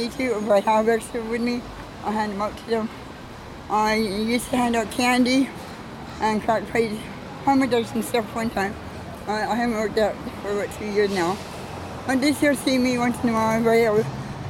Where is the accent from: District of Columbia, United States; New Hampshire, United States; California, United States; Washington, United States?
Washington, United States; Tacoma; moved away as an adult; now in Vancouver, Canada; I'm from Seattle, Tacoma.